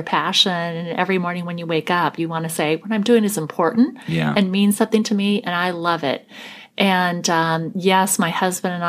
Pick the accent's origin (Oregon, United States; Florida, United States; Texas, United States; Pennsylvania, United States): Oregon, United States; Portland; Portland is my hometown, and I like to think that I've made a really conscious choice to stay here. I mean, having been born and raised here